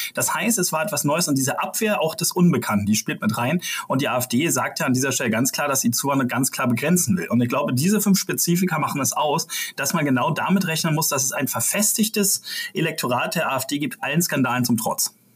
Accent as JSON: {"language": "German", "region": "Brandenburg", "country": "Germany", "said": "das sage ich als Brandenburger"}